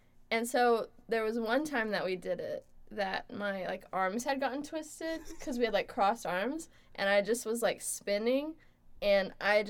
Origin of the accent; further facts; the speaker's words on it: Florida, United States; I'm from Florida, USA.